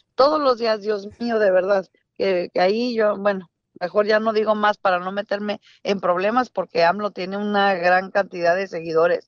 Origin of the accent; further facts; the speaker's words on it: Mexico; moved away; una mexicana que vive fuera de, de, México